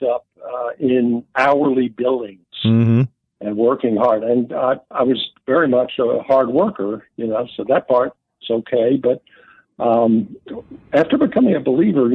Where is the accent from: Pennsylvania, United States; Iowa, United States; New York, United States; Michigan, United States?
New York, United States; New York City; And I grew up in New York City, really in one of those subsidized housing projects.